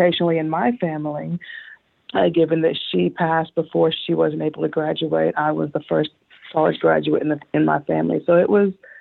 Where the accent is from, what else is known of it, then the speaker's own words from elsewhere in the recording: Northwest Arkansas, United States; also born or lived in Texas / Tulsa, Oklahoma; I am a native of Arkansas. I've been here quite a while. But my original roots are from Texas. But I have essentially been in Arkansas since I was 6 years old